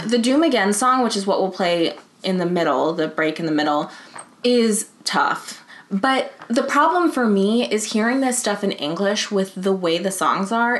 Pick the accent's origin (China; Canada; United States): United States; as an American